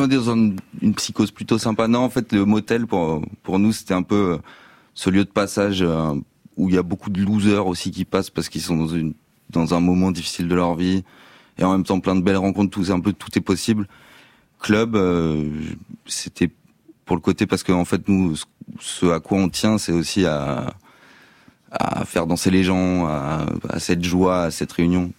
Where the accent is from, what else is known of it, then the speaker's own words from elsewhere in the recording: France; on est français que je sais même si j'ai un anglais correct